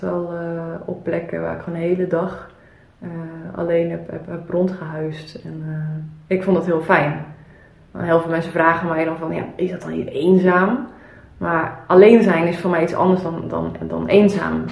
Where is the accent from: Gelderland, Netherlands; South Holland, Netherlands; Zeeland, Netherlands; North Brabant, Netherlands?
Zeeland, Netherlands; ik ben opgegroeid in Zeeland